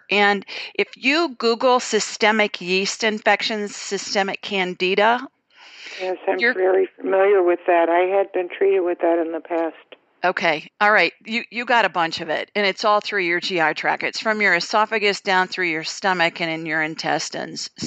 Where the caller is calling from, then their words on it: Florida, United States; calling from Florida.